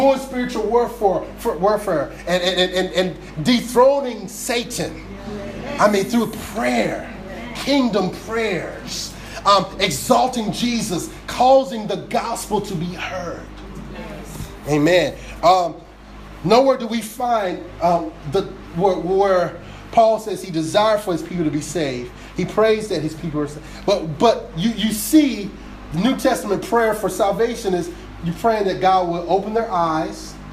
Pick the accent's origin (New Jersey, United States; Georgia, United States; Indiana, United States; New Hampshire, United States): New Jersey, United States; I grew up down in South Jersey.